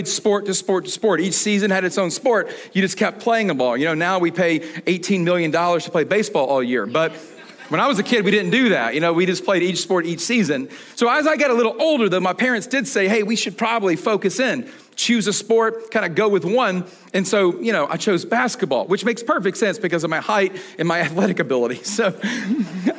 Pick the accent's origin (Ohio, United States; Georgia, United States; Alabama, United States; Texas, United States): Georgia, United States; Atlanta; I was born and raised in Atlanta